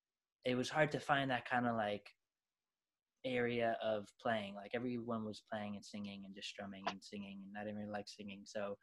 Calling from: Long Island, New York, United States; I'm Long Island, New York.

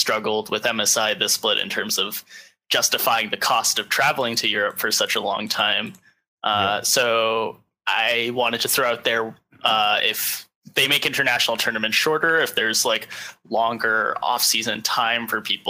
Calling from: Los Angeles, California, United States; Moonlit Los Angeles.

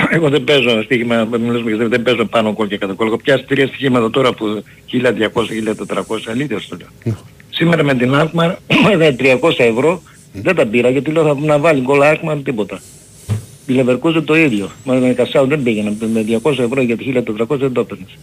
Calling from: Germany; από Γερμανία.

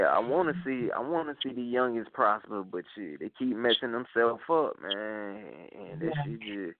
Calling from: Atlanta, Georgia, United States; Coming from down here in Atlanta, Georgia. What's up?

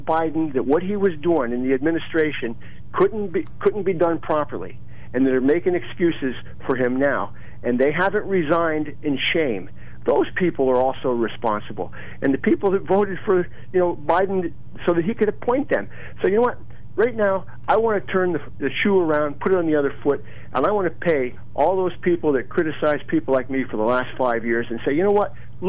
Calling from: Bloomsburg, Pennsylvania, United States; Yeah, I'm … from Bloomsburg.

